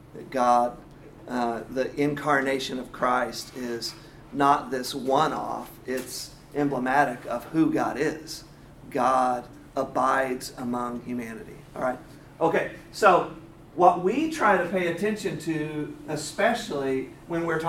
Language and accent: English; Quincy, Illinois, United States; now in Atlanta, United States; I was born in Quincy, Illinois